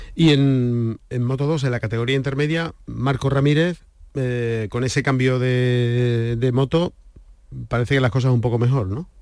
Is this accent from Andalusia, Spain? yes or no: yes; Andalusia, Spain; Tenemos aquí en nuestra tierra